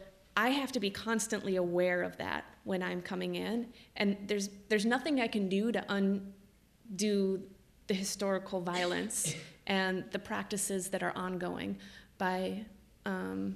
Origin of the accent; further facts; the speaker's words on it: United States; as an American